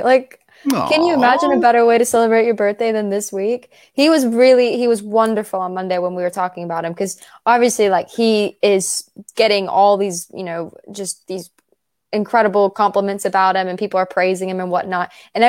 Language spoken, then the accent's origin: English; United States; accent: American; my American accent